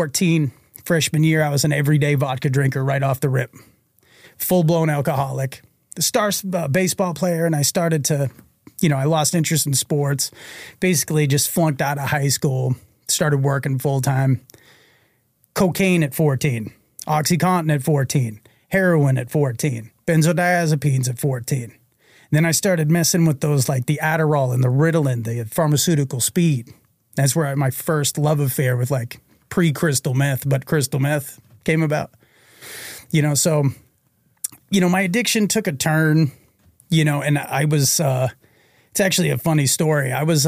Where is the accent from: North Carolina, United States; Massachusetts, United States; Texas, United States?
Massachusetts, United States; Reading; And I grew up in an alcoholic home in Reading, Massachusetts. Like I said, it's about, you know, a suburb of Boston.